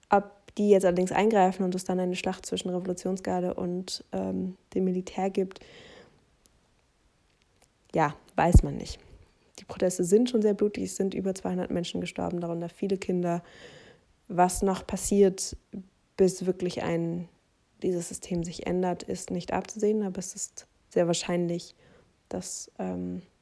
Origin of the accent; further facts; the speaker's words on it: Germany; wenn ich als halt Deutsche teile